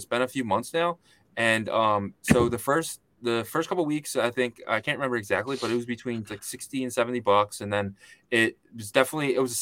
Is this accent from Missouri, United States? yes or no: no; Philadelphia, Pennsylvania, United States; I'm from Philadelphia